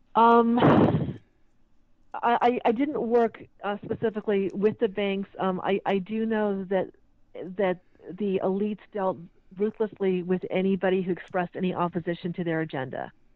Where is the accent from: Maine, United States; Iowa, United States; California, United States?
California, United States; moved away as an adult; also born or lived in England; I'm originally from California